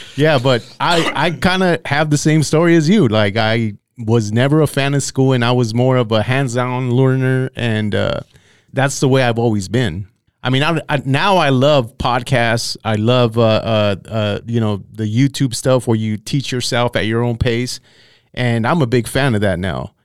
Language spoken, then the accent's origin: English; Santa Paula, California, United States; I grew up in Santa Paula